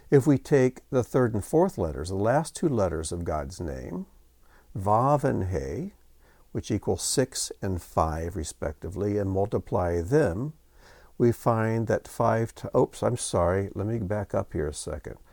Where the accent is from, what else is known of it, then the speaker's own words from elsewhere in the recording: United States; growing up in the United States